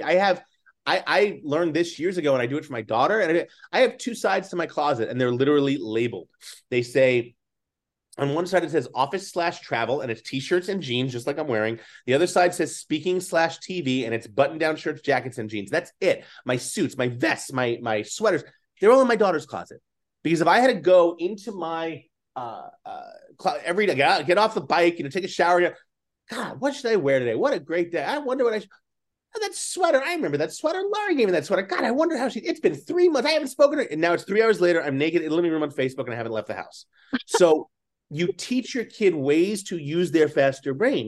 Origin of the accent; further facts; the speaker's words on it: New York City, New York, United States; also born or lived in Manhattan, New York City; I grew up in Staten Island, even though I was a city kid, and I went to high school in the city